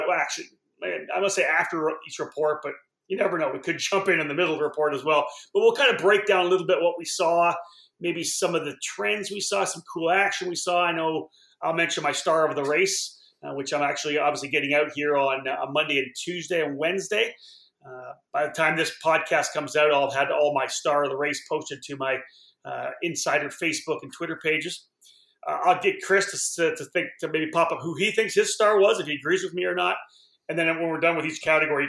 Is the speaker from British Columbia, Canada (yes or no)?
no; Cambridge, Ontario, Canada; my hometown here in Cambridge